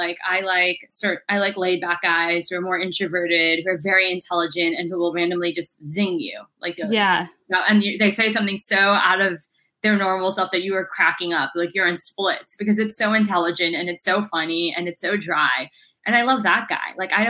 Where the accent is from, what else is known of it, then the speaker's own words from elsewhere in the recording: London, United Kingdom; also born or lived in United States; But I was raised in London and the US